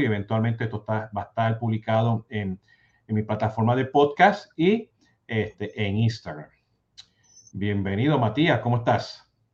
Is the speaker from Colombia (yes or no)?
no; Puerto Rico; yo soy cafetero, siendo boricua